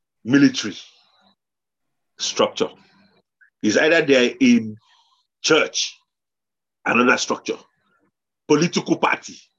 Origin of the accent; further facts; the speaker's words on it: Nigeria; moved away; also born or lived in London, United Kingdom; I came from Nigeria